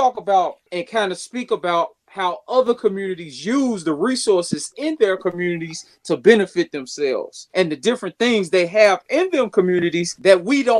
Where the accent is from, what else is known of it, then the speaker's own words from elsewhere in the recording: Chicago, Illinois, United States; When we grew up in Chicago, it was pretty much we had everything in our little community.